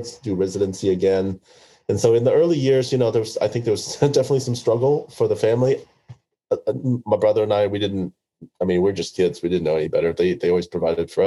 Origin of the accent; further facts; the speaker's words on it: Oklahoma City, Oklahoma, United States; also born or lived in Vietnam; I grew up in the Midwest in Oklahoma City